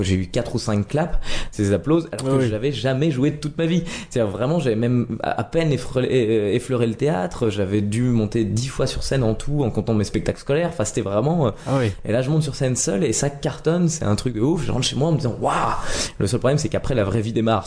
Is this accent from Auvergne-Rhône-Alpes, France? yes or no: no; Nancy, Grand Est, France; moved away as an adult; now in Paris, France; suis né à Nancy, en Lorraine